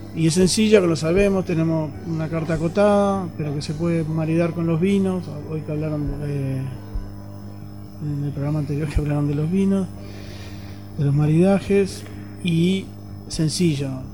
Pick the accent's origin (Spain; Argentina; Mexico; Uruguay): Uruguay; now in Chile; Soy de Uruguay